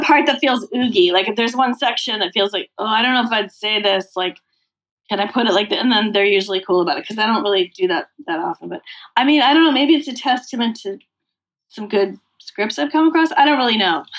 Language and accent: English; Massachusetts, United States; I grew up in Massachusetts.